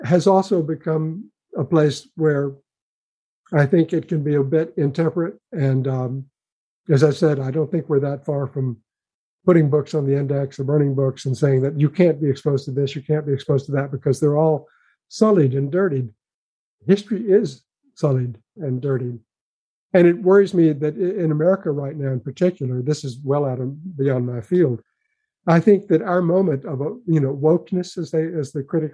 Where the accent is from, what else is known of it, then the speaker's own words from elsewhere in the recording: Memphis, Tennessee, United States; moved away; I grew up in Memphis, Tennessee